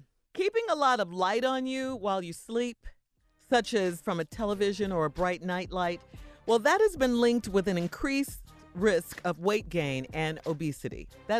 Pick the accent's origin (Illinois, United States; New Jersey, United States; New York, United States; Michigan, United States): Illinois, United States; Chicago; Especially growing up in Chicago where summer was only 2 months out of the 12-month year.